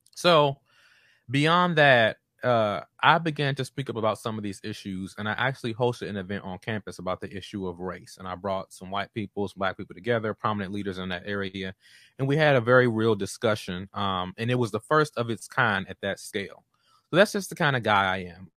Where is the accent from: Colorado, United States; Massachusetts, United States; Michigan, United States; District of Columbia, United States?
District of Columbia, United States; Washington; moved away as an adult; also born or lived in North Carolina; I'm from Chocolate City, Southeast Washington, D C, um, and was typically in majority black spaces growing up before I went to college